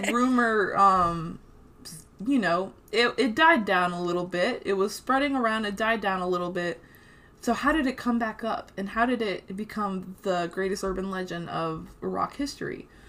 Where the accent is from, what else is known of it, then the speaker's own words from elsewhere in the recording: Brazil; moved away; I was born in Brazil